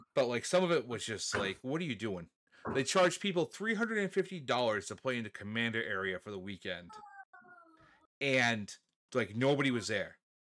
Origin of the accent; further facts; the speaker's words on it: New England, United States; we're from New England